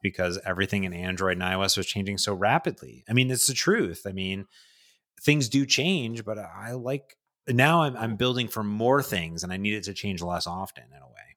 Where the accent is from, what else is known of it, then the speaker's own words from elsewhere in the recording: Cleveland, Ohio, United States; now in Seattle, United States; my hometown of Cleveland